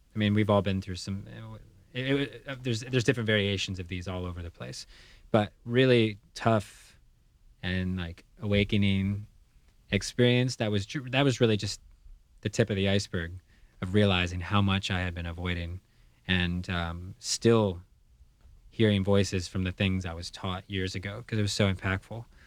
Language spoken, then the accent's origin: English; United States; as a kid growing up in the United States